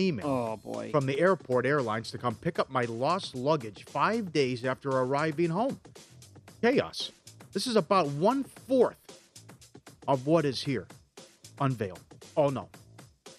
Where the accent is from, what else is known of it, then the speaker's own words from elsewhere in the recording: St. Cloud, Minnesota, United States; My hometown, St. Cloud, Minnesota